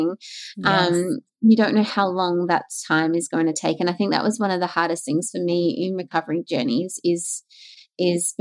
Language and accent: English; Queensland, Australia; moved away as an adult; also born or lived in Melbourne; I grew up in Queensland